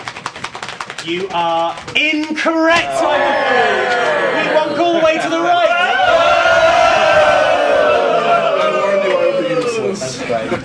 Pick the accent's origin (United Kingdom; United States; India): United Kingdom; As a British person